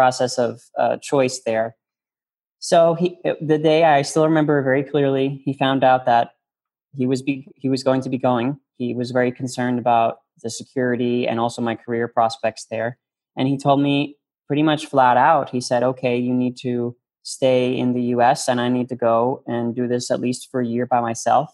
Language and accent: English; New York, United States; moved away as an adult; also born or lived in Washington, D.C.; I'm a New Yorker. I'm from New York.